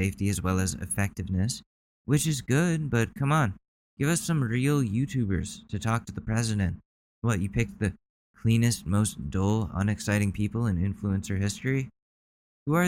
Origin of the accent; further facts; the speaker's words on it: United States; I, as an American citizen